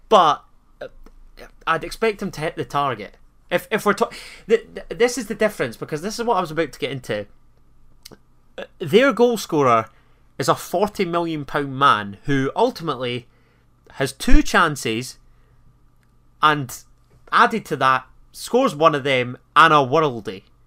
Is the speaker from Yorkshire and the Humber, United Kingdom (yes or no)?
no; Scotland, United Kingdom; we're both Scottish